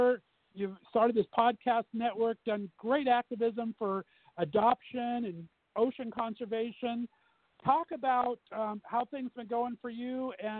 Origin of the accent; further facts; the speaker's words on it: California, United States; moved away as an adult; also born or lived in Northeast Ohio; now in Ohio, United States; I was born and raised in California for 29 years and been banished here to Northeast Ohio for the last 10 to 15 years.